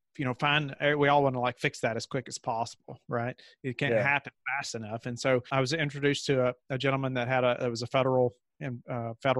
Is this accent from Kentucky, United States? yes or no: yes; Kentucky, United States; moved away as an adult; now in Virginia, United States; And so I grew up in Kentucky